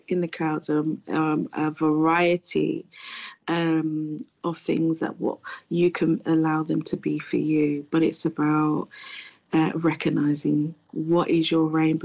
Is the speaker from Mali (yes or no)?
yes; Mali; moved away; I am a Malian. I was born in Mali, which is in West Africa.